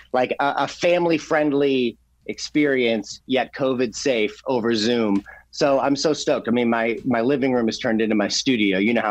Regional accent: Missouri, United States; I'm from Missouri, I'm a border state

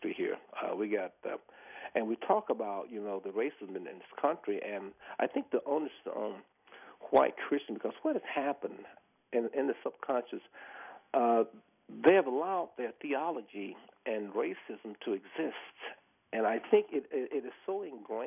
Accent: the South, United States; I grew up in the South, you know, and I grew up in racism

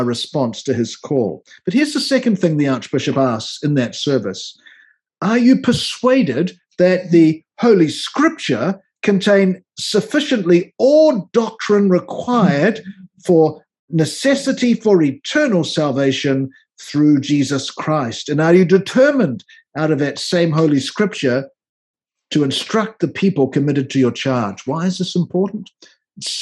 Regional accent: New Zealand; moved away as an adult; now in Washington, D.C., United States; As you might tell from my accent, I didn't grow up in North America, so my model of the episcopacy came from my years of ordained ministry as an Anglican minister in New Zealand, where I came from

